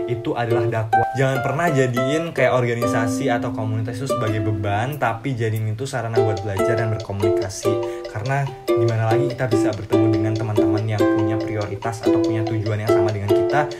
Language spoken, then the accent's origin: Indonesian; Lampung, Indonesia; now in Bogor, Indonesia; aku berasal dari daerah Lampung, Lampung dan saat ini lagi stay di Bogor.